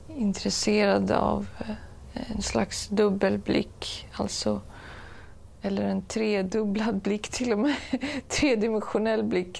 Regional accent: Stockholm, Stockholm County, Sweden; Jag är ju uppväxt i Stockholm

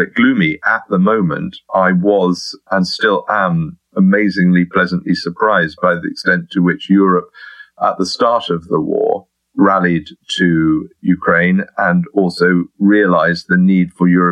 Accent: United Kingdom; as a Brit

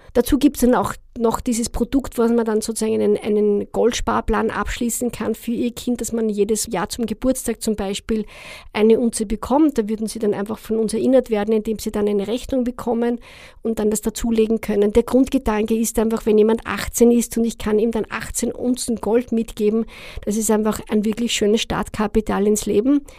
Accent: Austria; als Österreicher

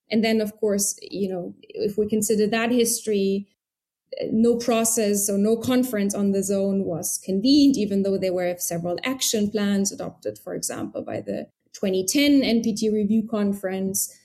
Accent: Trier, Rhineland-Palatinate, Germany; moved away as an adult; also born or lived in United Kingdom / Moscow, Russia / Beirut, Lebanon; now in Berlin, Germany; I was born in Trier in Germany

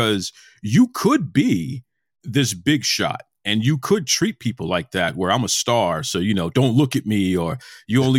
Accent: Boston, Massachusetts, United States; I'm from Boston. Born and raised

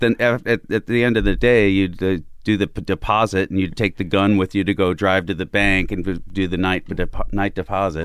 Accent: Southern Illinois, United States; also born or lived in Chicago; Southern Illinois, uh, closer to Saint Louis than Chicago, just across the Mississippi

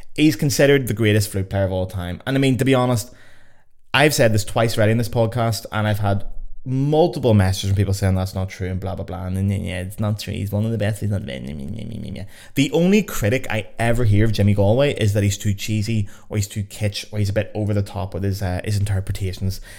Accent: Lisburn, Northern Ireland, United Kingdom; also born or lived in Belfast; my hometown of Lisburn.

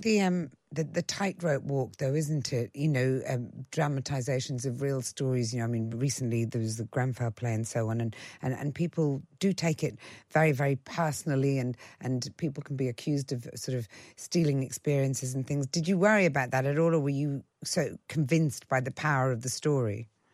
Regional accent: Ireland; I was brought up in Ireland

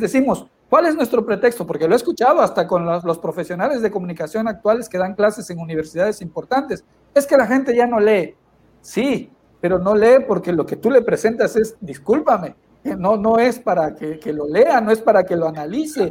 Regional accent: Villahermosa, Tabasco, Mexico; also born or lived in Cunduacán, Tabasco; soy originario de Villahermosa, ahí me formé.

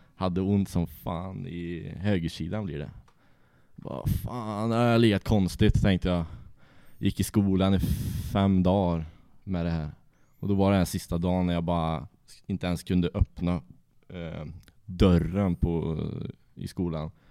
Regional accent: Trollhättan, Västra Götaland, Sweden; Jag är från Trollhättan, jag och är uppväxt ja, en och en halv mil utanför Trollhättan

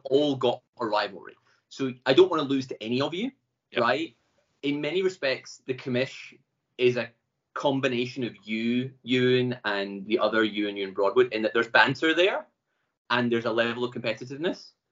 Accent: Glasgow, Scotland, United Kingdom; I'm from Glasgow. Live in Glasgow. Having travelled around a bit, just came home.

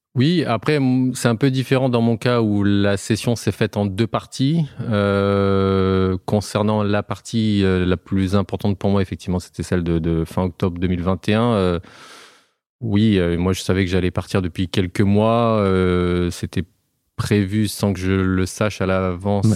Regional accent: Auvergne-Rhône-Alpes, France; also born or lived in Haute-Loire; nous, on est Auvergnat. Euh, moi, j'habite en Haute-Loire euh, depuis euh, quelques temps

